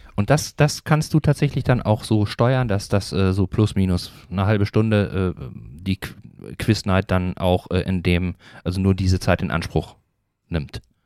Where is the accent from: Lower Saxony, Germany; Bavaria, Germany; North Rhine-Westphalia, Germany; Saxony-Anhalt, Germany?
North Rhine-Westphalia, Germany; moved away as an adult; now in Eckernförde, Germany; ich komme ja ursprünglich aus Nordrhein-Westfalen